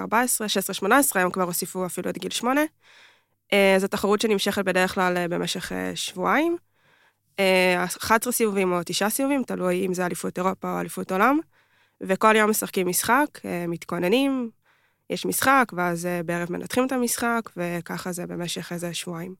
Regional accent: Kfar Saba, Central District, Israel; גדלתי במועדון בכפר סבא

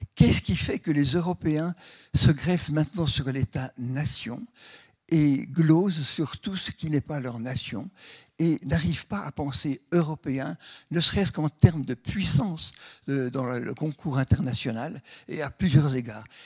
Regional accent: Switzerland; born or raised there

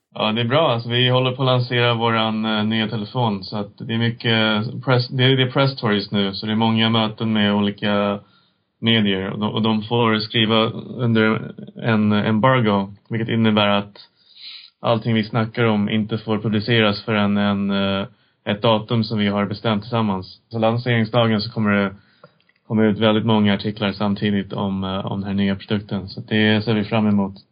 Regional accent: Sweden; also born or lived in China / United States; jag växte upp i Sverige

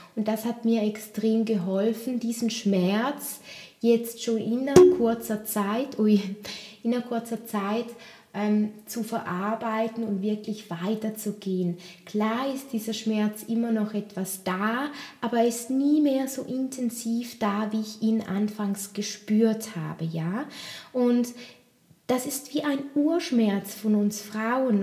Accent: Switzerland; bei uns, bei uns in der Schweiz

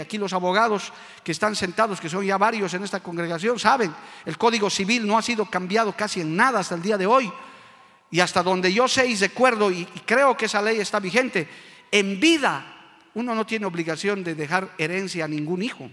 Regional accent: Bolivia; como boliviano y hombre de Dios que soy

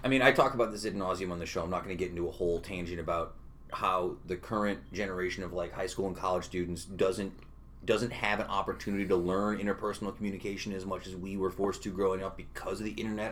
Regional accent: Utica, New York, United States; I grew up on like Valentine Bray when I was a kid

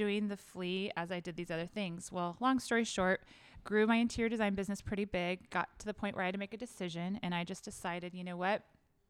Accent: Southern California, United States; now in Dallas, United States; I grew up in Southern California shopping flea markets.

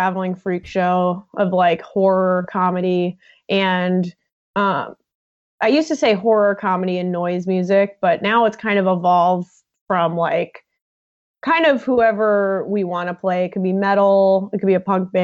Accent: Long Island, New York, United States; now in Chicago, United States; I grew up on Long Island

